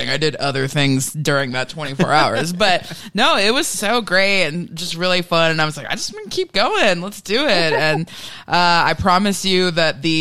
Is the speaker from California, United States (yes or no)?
no; Reno, Nevada, United States; I was, I was born in Reno.